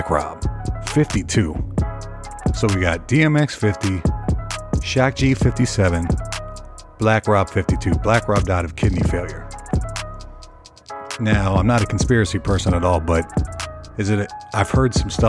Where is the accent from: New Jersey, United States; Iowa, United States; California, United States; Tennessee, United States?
Tennessee, United States; Nashville; I'm from Nashville